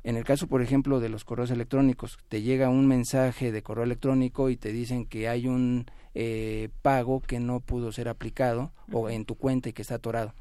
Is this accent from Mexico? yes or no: yes; Mexico; nosotros como mexicanos